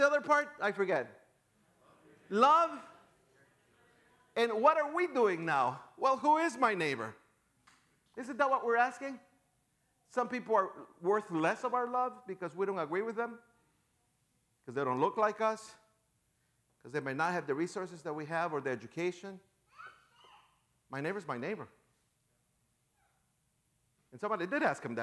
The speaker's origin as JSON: {"language": "English", "town": "Chicago", "region": "Illinois", "country": "United States", "also_born_or_lived": "San Diego", "moved": "yes", "said": "I am from Chicago."}